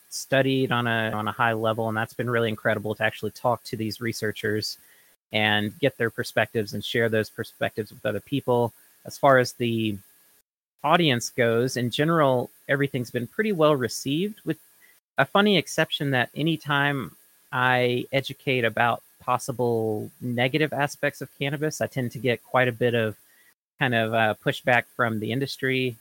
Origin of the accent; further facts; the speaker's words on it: Florence, Mississippi, United States; now in Oregon, United States; my hometown of Florence, Mississippi